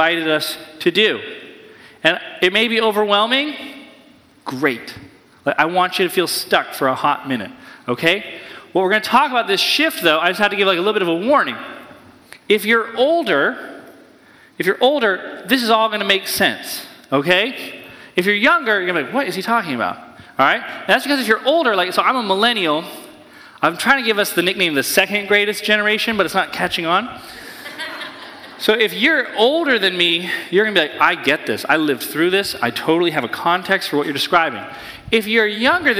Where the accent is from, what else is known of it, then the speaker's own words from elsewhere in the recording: New Hampshire, United States; I grew up in New Hampshire near a convent